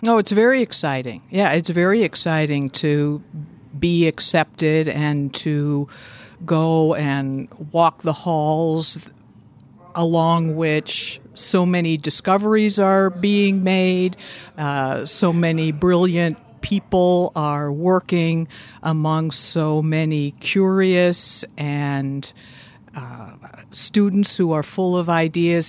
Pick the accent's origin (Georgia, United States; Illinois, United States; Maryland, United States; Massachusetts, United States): Massachusetts, United States; Boston; moved away as an adult; also born or lived in Natick, Massachusetts; now in Indiana, United States; I grew up in the Boston area